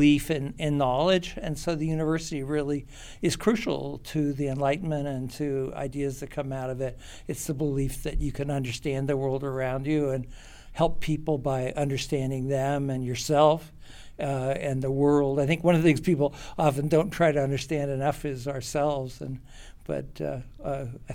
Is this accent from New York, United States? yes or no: no; Pennsylvania, United States; moved away as an adult; also born or lived in Connecticut / Massachusetts; I grew up in Pennsylvania, mainly, and went to just your regular old American, all-American high school